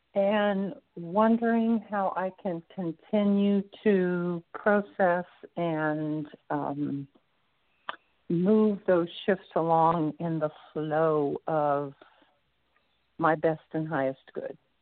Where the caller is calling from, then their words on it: Florida, United States; calling from Florida.